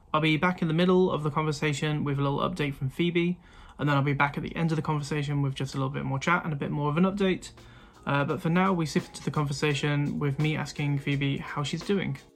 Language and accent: English; Midlands, United Kingdom; I'm from the Midlands. Like we don't mm. have as much of an accent